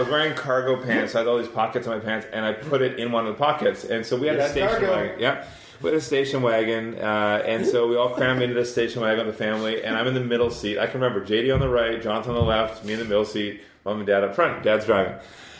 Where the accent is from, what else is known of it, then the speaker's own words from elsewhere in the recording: Scotland, United Kingdom; I'm Scottish.